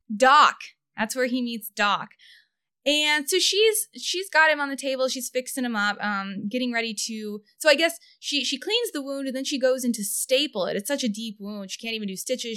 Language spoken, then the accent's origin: English; Kansas City, United States; I'm from Kansas City